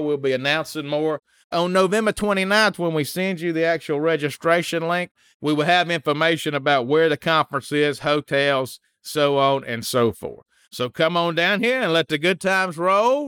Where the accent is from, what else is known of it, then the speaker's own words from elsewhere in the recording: Mississippi, United States; I'm from Mississippi